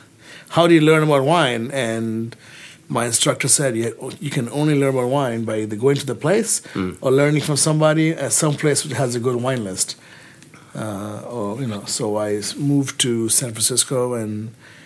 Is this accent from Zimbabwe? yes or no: no; Kolkata, West Bengal, India; moved away; also born or lived in England; I was born in India, in Calcutta, and there wasn't much wine around in India